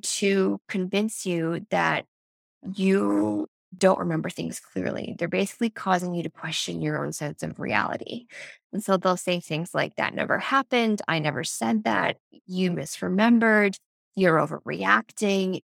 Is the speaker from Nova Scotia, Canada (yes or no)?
yes; Nova Scotia, Canada; now in Ontario, Canada; I'm actually from the East Coast of Canada. So, I'm from the province of Nova Scotia, which is just north of Maine.